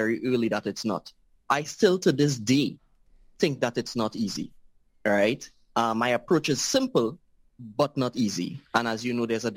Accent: Trinidad & Tobago; I am from Trinidad and Tobago, a very, very small island.

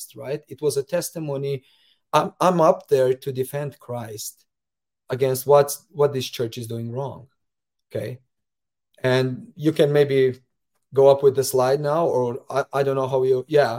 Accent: Slovenia; moved away as an adult; now in United States; as well as a branch president for 4 years back in my home country of Slovenia

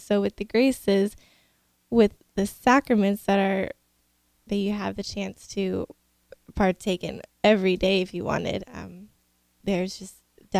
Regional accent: Kennesaw, Georgia, United States; moved away as an adult; also born or lived in Steubenville, Ohio; I'm originally from Kennesaw, Georgia. I went to Kennesaw State University down there for a little while

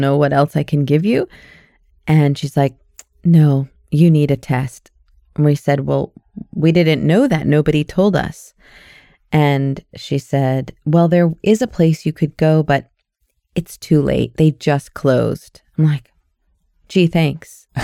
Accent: United States; now in Canada; I'm an American with a Canadian permanent residency

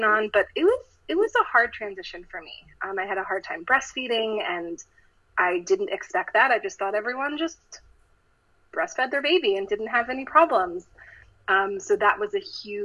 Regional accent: Maryland, United States; moved away as an adult; also born or lived in Michigan; now in Los Angeles, United States; I'm from Maryland, and I grew up on the East Coast

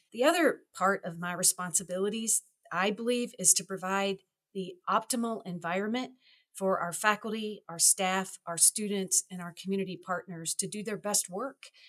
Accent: Louisville, Kentucky, United States; moved away as an adult; now in Wisconsin, United States; I grew up in Louisville, Kentucky

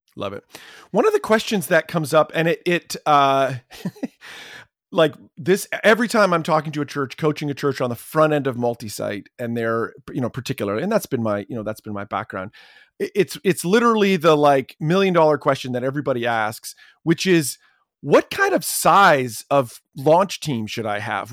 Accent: Canada; As a Canadian

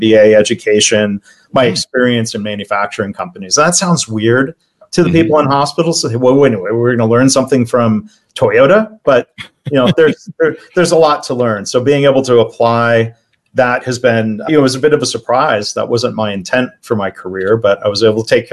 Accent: Detroit suburbs, Michigan, United States; also born or lived in Ohio; I grew up in the Midwest, born in Ohio, but really raised in the Detroit suburbs

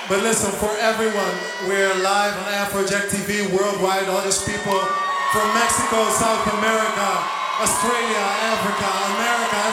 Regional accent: Netherlands; I'm actually from Holland, so that's why I've been speaking Dutch for a while.

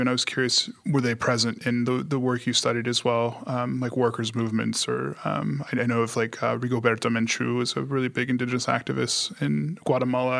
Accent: Long Beach, California, United States; I hail from Long Beach, California

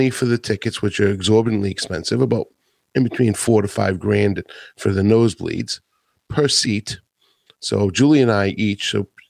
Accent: Atlanta, Georgia, United States; in my hometown here in Atlanta.

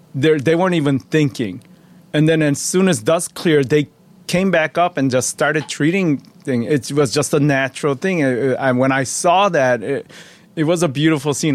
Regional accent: Chicago, Illinois, United States; also born or lived in Chuncheon, South Korea; we settled in, um, uh, Chicago, Illinois. Uh, and I, I grew up there

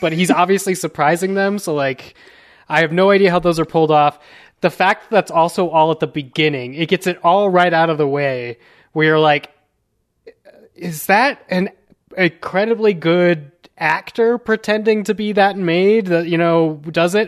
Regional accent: United States; I'm just a American, uh, Latin

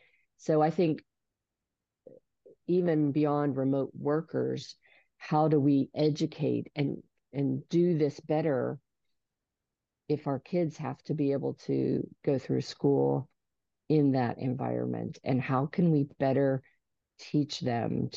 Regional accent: Georgia, United States; I'm from Georgia

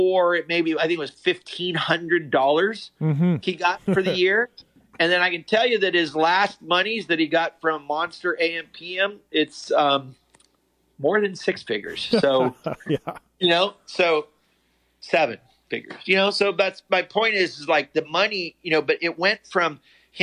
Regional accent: Connellsville, Pennsylvania, United States; I was a hillbilly from Connellsville, Pennsylvania

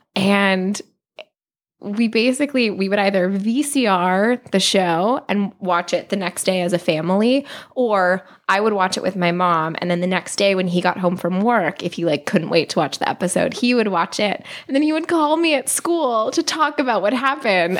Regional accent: New Hope, Pennsylvania, United States; moved away as an adult; now in Los Angeles, United States; I am from New Hope, Pennsylvania, which is a small town outside of Philadelphia

